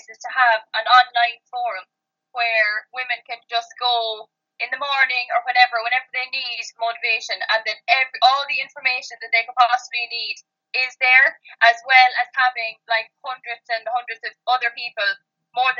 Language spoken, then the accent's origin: English; Kerry, Munster, Ireland; moved away as an adult; now in Cork, Ireland; I'm from Kerry